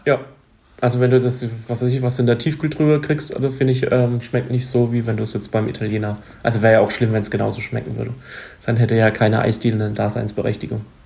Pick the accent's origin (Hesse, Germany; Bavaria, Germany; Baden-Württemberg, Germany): Baden-Württemberg, Germany; bei uns in Baden-Württemberg